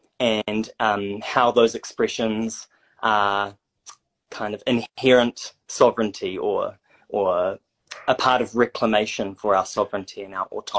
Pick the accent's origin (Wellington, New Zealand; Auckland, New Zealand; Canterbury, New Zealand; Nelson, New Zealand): Auckland, New Zealand; Whangaparāoa; moved away as an adult; now in Hamilton, New Zealand; from my father's side, we have whakapapa to Ireland. I grew up in Whangaparawa, north of Tamaki, and I'm currently living in Kirikiri Roa, Hamilton.